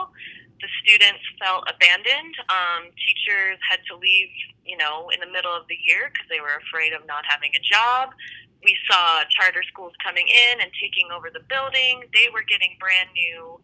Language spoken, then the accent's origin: English; Aurora, Colorado, United States; also born or lived in France; now in Denver, United States; I'm originally from Aurora, Colorado. After I graduated high school, I went to school out of state